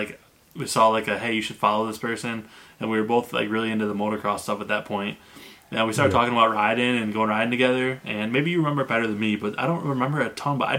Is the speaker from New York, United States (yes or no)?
yes; Clayville, New York, United States; moved away as an adult; we both grew up in upstate New York. I'm from Clayville, New York.